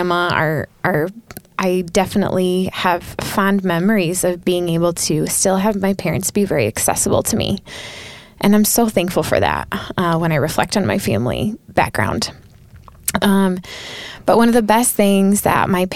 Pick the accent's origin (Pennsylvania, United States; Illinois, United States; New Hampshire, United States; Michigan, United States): Michigan, United States; Southwest; I'm from Southwest Michigan originally